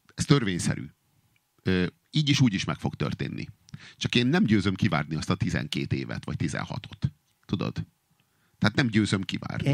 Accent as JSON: {"language": "Hungarian", "region": "Budapest", "country": "Hungary", "tie": "born or raised there", "said": "budapesti vagyok, és mert itt élek, amióta élek"}